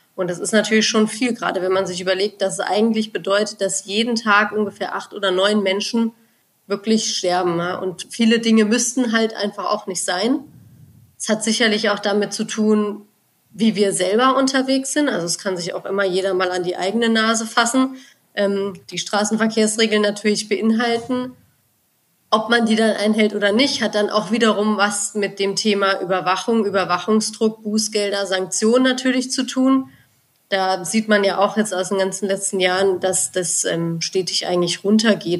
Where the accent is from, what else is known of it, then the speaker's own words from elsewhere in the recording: Germany; bei uns in Deutschland